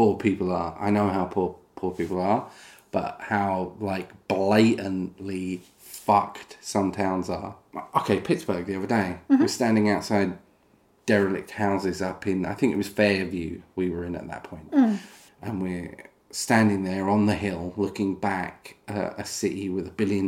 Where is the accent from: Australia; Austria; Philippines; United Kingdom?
United Kingdom; I'm British